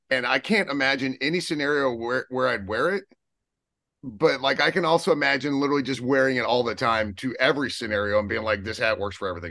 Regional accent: Odessa, Texas, United States; I'm from Odessa

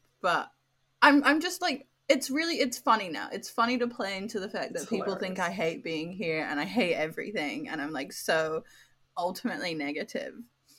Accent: United Kingdom; now in Australia; within my British household

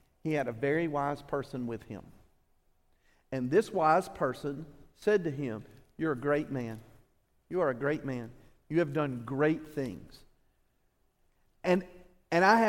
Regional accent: Alabama, United States; we're from Alabama

